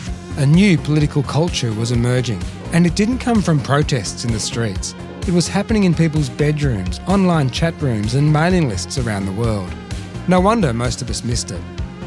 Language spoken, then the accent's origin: English; Melbourne, Victoria, Australia; a journalist from Melbourne.